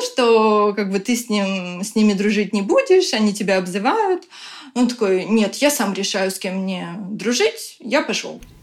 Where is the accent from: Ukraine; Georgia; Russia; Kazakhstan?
Ukraine; moved away as an adult; now in Tallinn, Estonia; мы сами из Украины, сейчас вынуждены живем в Таллине